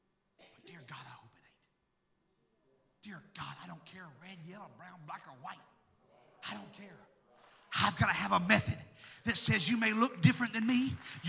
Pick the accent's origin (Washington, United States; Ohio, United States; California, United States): Washington, United States; now in Tennessee, United States; Where are you from? Well, we're from Washington State. Well, why in the name of the Lord are you here? Oh, we moved down here.